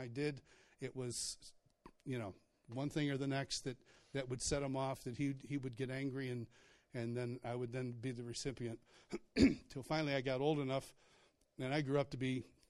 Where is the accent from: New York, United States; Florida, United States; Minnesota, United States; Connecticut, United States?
New York, United States; Rochester; I grew up in Rochester, New York.